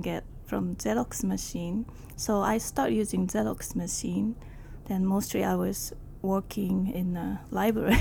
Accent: Ibaraki, Japan; born or raised there; English is a second language; moved away as an adult; also born or lived in Yokohama, Kanagawa, Japan; now in Queens, New York, United States

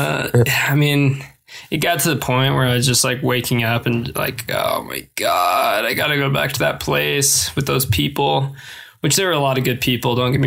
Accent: Rifle, Colorado, United States; moved away as an adult; also born or lived in Green River, Wyoming / Parachute, Colorado / Grand Junction, Colorado; now in Bozeman, United States; I was basically born and raised in Rifle

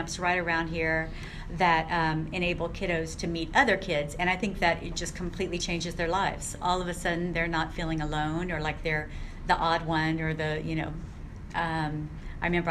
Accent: San Antonio, Texas, United States; also born or lived in Kansas City, Missouri; we moved to San Antonio, Texas

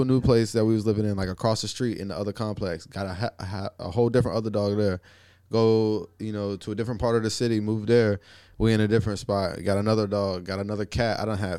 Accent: Pensacola, Florida, United States; we lived in this place called Wellington Arms in Pensacola, my hometown.

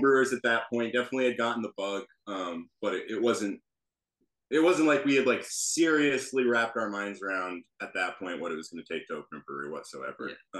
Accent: Columbia County, New York, United States; we're both from Columbia County

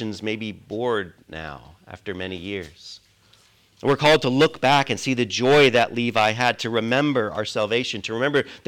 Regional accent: United States; also born or lived in Britain; now in United Kingdom; I'm an American

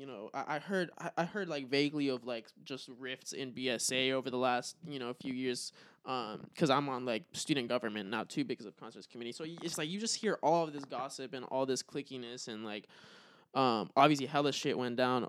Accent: United States; I was born in America. Obviously I identify as like being American

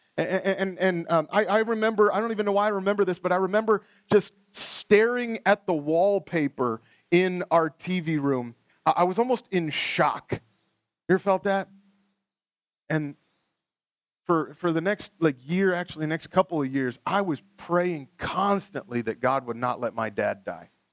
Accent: Ohio, United States; I grew up in Ohio, we had a whole bunch of tornadoes

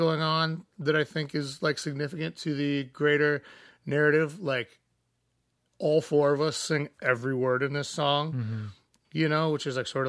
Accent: Chicago, Illinois, United States; also born or lived in Missouri; I'm from Missouri. Yeah. Like, that's not far from where I grew up when I was real little, before I moved to Chicago. I moved here when I was 10, so... I mean, I basically grew up here, but, you know, like, I still feel like a ancestral home there.

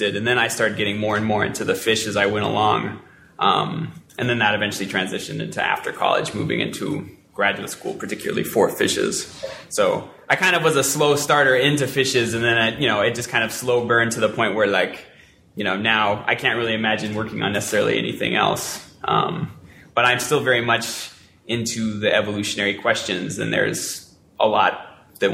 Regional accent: Colorado, United States; moved away; also born or lived in California; I wasn't born in Colorado, but I was born in California, but I'm from Colorado

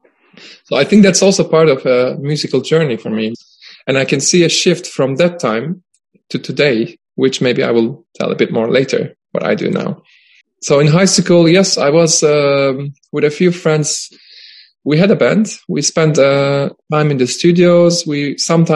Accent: Istanbul, Turkey; moved away as an adult; now in Stockholm, Sweden; I was born and I grew up in Istanbul

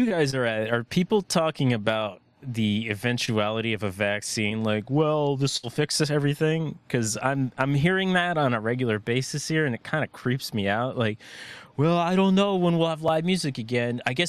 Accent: Virginia, United States; moved away; When I was growing up in Virginia

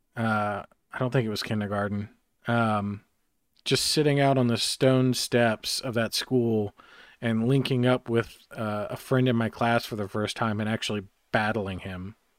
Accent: Harrisburg, North Carolina, United States; my hometown of Harrisburg, North Carolina, in the middle of podunk nowhere

